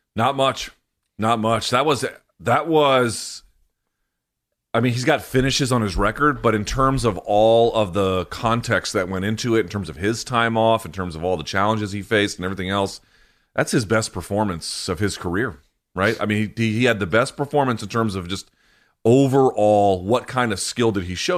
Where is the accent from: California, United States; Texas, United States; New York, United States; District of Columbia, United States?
District of Columbia, United States; Washington; right here in Washington, D C